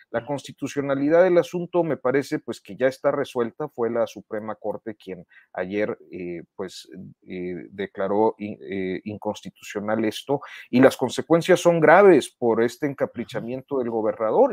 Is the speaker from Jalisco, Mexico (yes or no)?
no; Saltillo, Coahuila, Mexico; en Saltillo, de donde yo soy